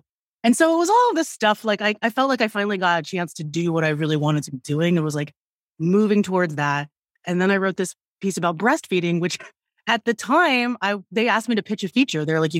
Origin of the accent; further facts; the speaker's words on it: Philippines; I was like, okay, so I'm Filipina. I never hear about Filipino food.